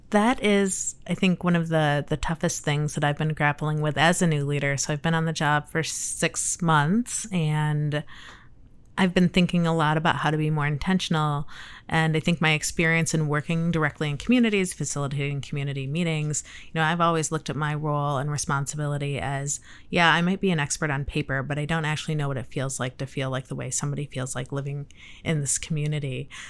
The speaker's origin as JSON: {"language": "English", "region": "Michigan", "country": "United States", "also_born_or_lived": "Cleveland, Ohio", "moved": "as an adult", "lives_now": "Chicago, United States", "said": "I am from Michigan"}